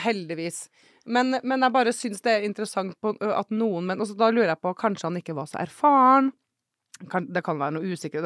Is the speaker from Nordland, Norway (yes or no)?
no; Trondheim, Trøndelag, Norway; now in Oslo, Norway; Jeg er fra Trondheim, men bor i Oslo